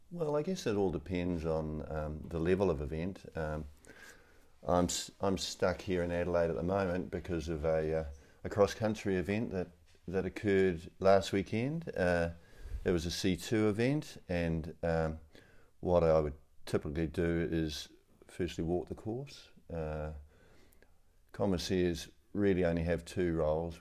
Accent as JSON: {"language": "English", "country": "New Zealand", "also_born_or_lived": "Rotorua, New Zealand", "said": "I'm a Kiwi"}